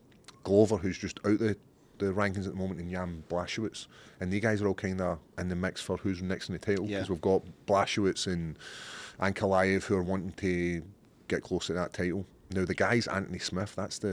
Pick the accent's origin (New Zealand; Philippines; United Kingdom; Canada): United Kingdom; Scotland; I don't know. I think it's being Scottish.